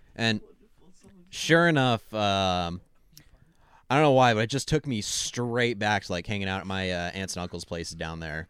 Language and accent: English; Washington, United States; I'm from Washington State